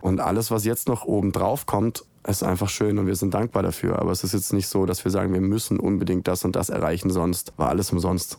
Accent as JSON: {"language": "German", "town": "Nürtingen", "region": "Baden-Württemberg", "country": "Germany", "tie": "born or raised there", "moved": "as an adult", "lives_now": "Stuttgart, Germany", "said": "weil ich da ursprünglich ja herkomme. Also ich, äh, ich bin groß geworden in Nürtingen und Umgebung"}